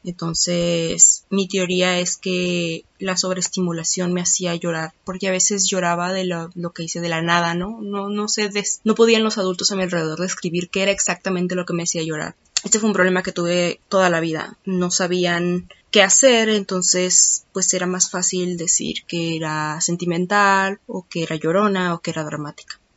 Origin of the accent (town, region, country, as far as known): Mexico; born or raised there